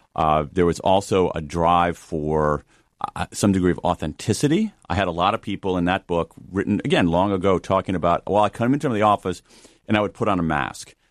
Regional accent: Midwest, United States; I'm a kid from the Midwest

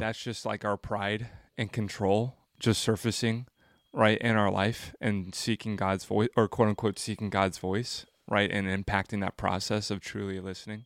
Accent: Franklin, Tennessee, United States; I'm actually from Franklin.

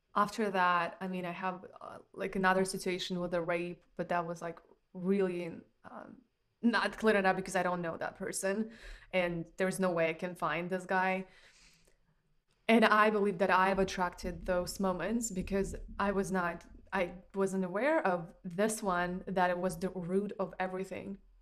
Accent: Russia; moved away; I grew up in Russia

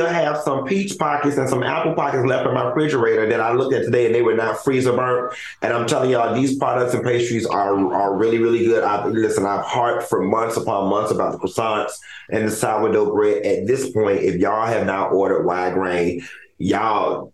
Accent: Miami, Florida, United States; Growing up in Miami

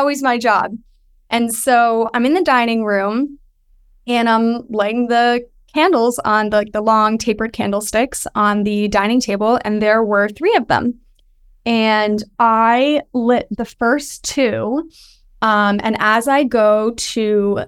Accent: Westchester County, New York, United States; I grew up in Westchester County, and it's very historic

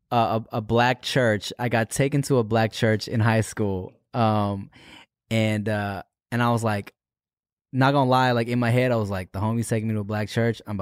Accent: Pasadena, California, United States; also born or lived in Louisiana; I grew up in Pasadena, California.

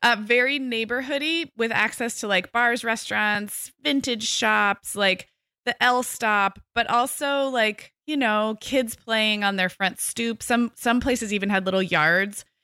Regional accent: Santa Barbara, California, United States; moved away as an adult; also born or lived in Corvallis, Oregon / Chicago / Scottsdale, Arizona; Most of my growing up, was right outside Santa Barbara

